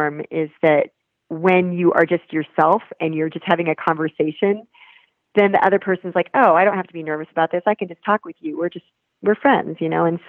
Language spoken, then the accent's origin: English; Nebraska, United States; now in Colorado, United States; go back to my home state of Nebraska